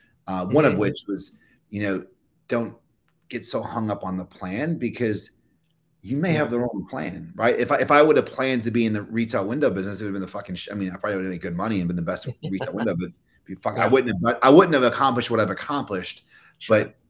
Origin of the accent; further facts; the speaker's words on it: Kentucky, United States; even the way I speak now, I don't sound like I'm from Kentucky.